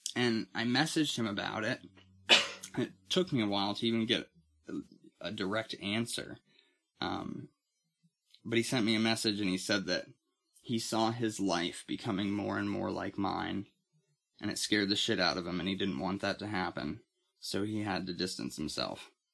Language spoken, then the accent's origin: English; Titusville, United States; moved away as an adult; I moved back to my hometown of Titusville